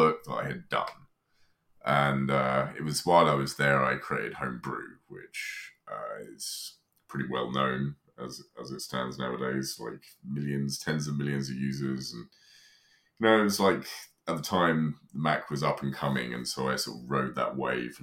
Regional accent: United Kingdom; moved away; I grew up in Britain, but no longer live there

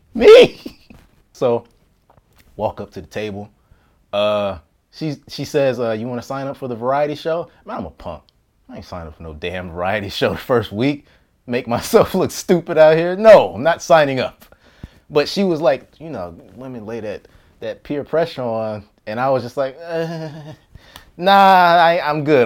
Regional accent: Las Vegas, Nevada, United States; moved away as an adult; also born or lived in Washington, D.C.; I grew up in Vegas

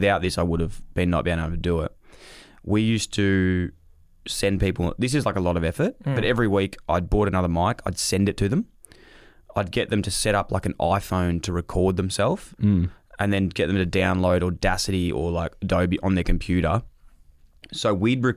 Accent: Victoria, Australia; I was from Vic

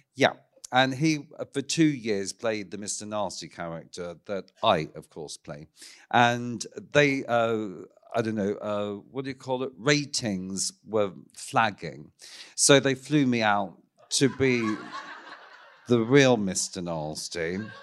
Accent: Ballarat, Victoria, Australia; moved away; from my hometown of Ballarat, of course, in Victoria

